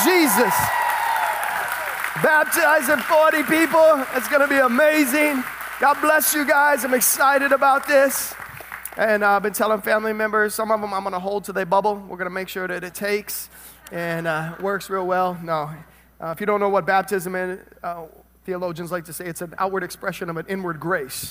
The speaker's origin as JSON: {"language": "English", "region": "Tennessee", "country": "United States", "tie": "born or raised there", "moved": "yes", "lives_now": "South Florida, United States", "said": "I was born in Tennessee."}